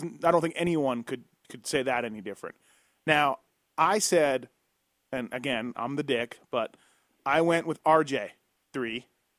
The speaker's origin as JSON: {"language": "English", "country": "Canada", "said": "I'm from Canada"}